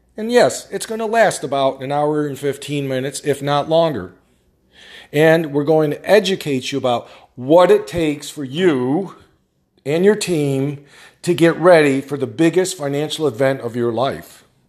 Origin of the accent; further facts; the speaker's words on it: upstate New York, United States; I'm from New York, upstate